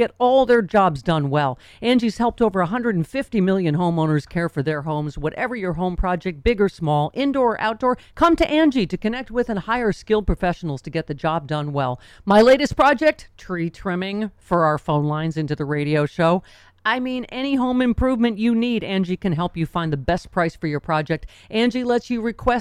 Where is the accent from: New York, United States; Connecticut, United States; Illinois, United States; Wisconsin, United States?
New York, United States; moved away; my home state near Lockport